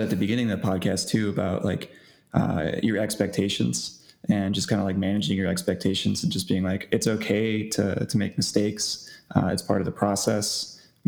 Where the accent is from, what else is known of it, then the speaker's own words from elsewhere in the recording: New York, United States; I grew up in New York